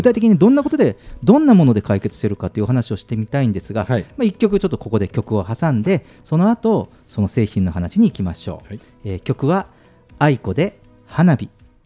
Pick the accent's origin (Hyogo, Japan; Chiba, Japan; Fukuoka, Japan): Fukuoka, Japan; moved away; 私あのあの出身が福岡なので